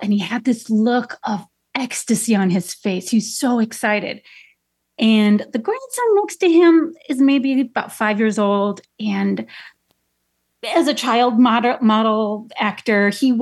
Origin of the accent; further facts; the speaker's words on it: Chicago, Illinois, United States; I'm from Chicago. I grew up on the Southwest side